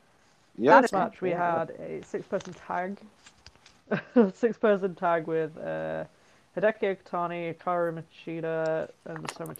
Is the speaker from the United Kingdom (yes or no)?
yes; United Kingdom; as a British person.